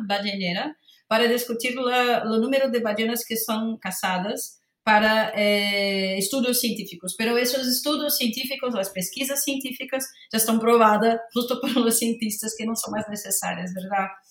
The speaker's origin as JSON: {"language": "Spanish", "region": "Rio de Janeiro", "country": "Brazil", "second_language": "Spanish", "moved": "yes", "said": "Soy de Río de Janeiro, brasileña, entonces desde muy pequeña tengo una relación muy, muy próxima con el mar"}